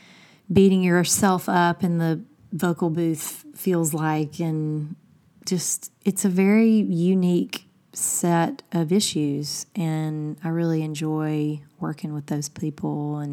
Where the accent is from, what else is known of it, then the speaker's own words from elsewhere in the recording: Alabama, United States; I'm like, it's because she's from Milwaukee and I'm from Alabama.